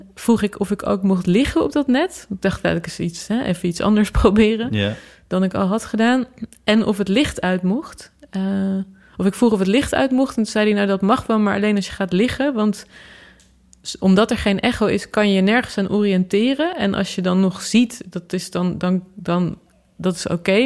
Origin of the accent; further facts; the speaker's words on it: Utrecht, Netherlands; de plek waar ik geboren ben